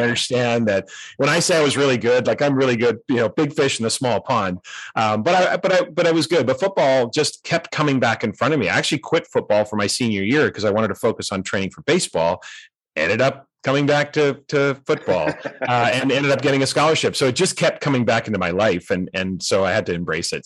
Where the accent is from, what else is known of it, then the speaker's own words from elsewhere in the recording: North Vancouver, British Columbia, Canada; moved away as an adult; also born or lived in Boise, Idaho; I grew up in North Vancouver